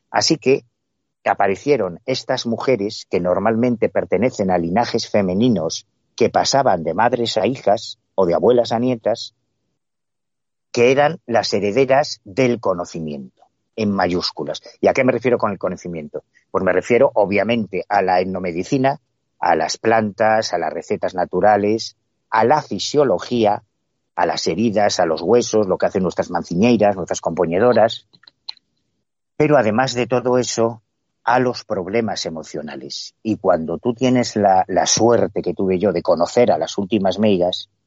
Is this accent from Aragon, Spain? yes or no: no; Galicia, Spain; independientemente del cariño que yo le tenga a mi tierra, es verdad que en Galicia hay una herencia mágica muy sólida